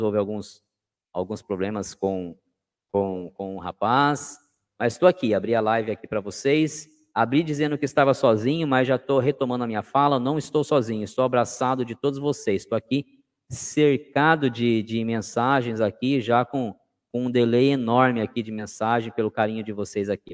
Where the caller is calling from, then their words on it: Sorocaba, São Paulo, Brazil; Eu estou no Oriente de Sorocaba. Eu falo de Sorocaba, interior de São Paulo